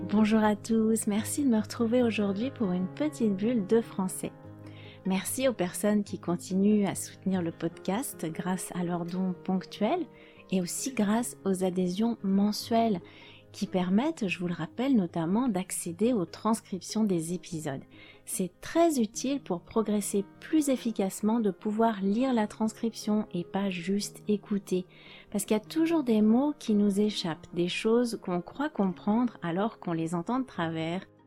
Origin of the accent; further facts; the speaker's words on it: France; je suis française